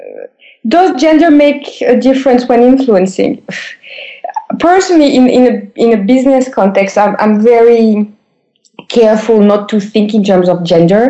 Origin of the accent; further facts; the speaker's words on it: France; I've been described most of the time as an American guy in a French female body